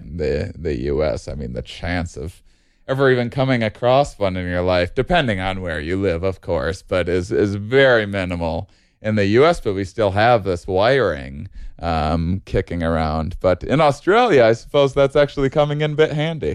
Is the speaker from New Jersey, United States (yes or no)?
no; Wisconsin, United States; now in California, United States; I grew up in Wisconsin